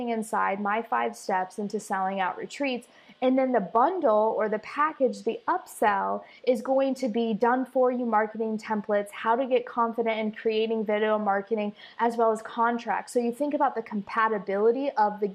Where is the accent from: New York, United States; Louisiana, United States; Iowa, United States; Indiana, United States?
Iowa, United States; moved away as an adult; now in Costa Rica; I'm from Iowa